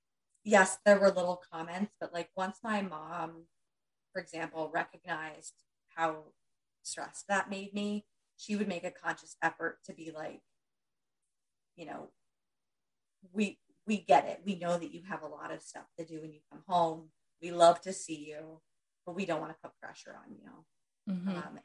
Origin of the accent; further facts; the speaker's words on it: Pennsylvania, United States; moved away as an adult; now in New Jersey, United States; we're in New Jersey now. We grew up in Pennsylvania